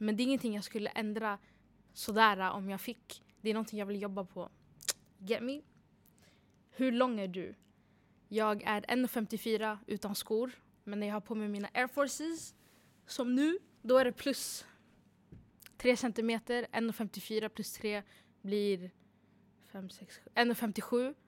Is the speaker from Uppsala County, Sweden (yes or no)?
yes; Uppsala, Uppsala County, Sweden; född och uppvuxen i Uppsala